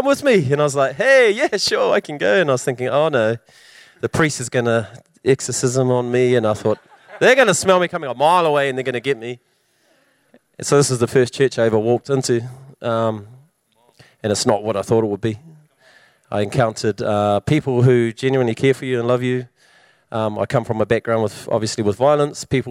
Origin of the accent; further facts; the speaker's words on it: Wellington, New Zealand; moved away as an adult; now in Hamilton, New Zealand; I'm from Wellington